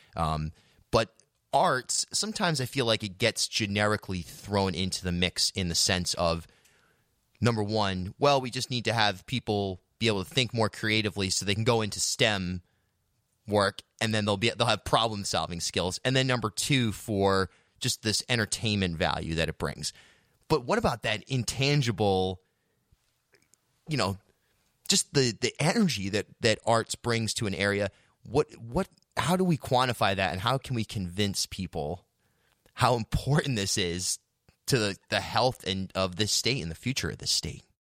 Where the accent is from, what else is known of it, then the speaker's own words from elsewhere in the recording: South County, Rhode Island, United States; growing up in South County, that was a big thing to get dropped off and be able to roam around